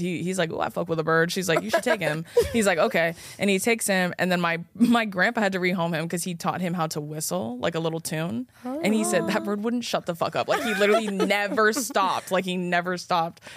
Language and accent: English; West Coast, United States; I was born and raised on the West Coast